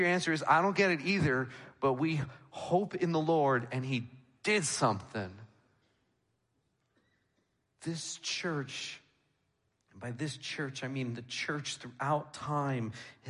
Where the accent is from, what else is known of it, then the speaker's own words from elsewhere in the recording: New York, United States; moved away; I'm from New York